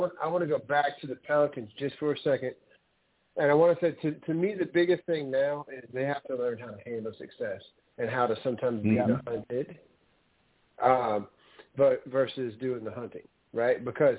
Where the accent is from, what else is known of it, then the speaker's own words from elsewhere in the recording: New Orleans, Louisiana, United States; I'm from New Orleans, but I was a Lakers fan before because we didn't have a team in New Orleans when I was a kid.